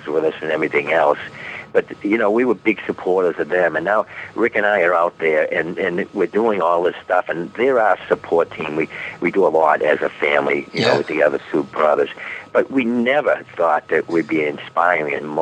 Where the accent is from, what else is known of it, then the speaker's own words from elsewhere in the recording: Boston, Massachusetts, United States; we're from Boston